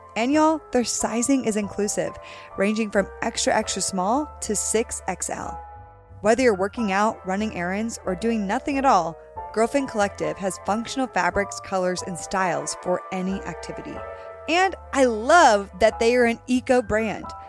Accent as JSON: {"language": "English", "region": "Connecticut", "country": "United States", "tie": "born or raised there", "said": "I grew up in a whitewash area in Connecticut"}